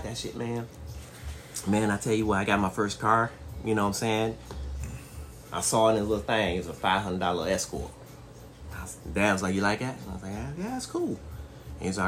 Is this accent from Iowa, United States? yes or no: no; Detroit, Michigan, United States; I grew up in Detroit, so in Detroit, you know, in the heart